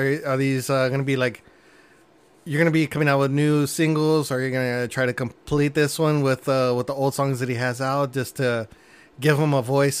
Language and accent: English; California, United States; I grew up in California at that point.